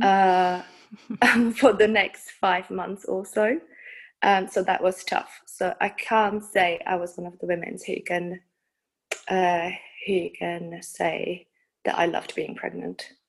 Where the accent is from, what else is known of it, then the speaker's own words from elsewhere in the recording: Czechia; also born or lived in United Kingdom; now in Prague, Czech Republic; I was born in the Czech Republic and then I spent um, about 20 years in the UK.